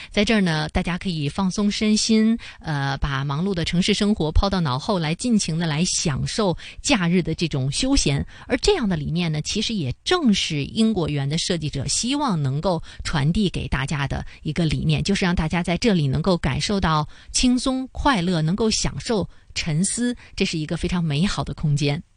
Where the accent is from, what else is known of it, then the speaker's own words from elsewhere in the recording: Beijing, China; 北京源，应该说呢，这也是我家乡的一个展馆啊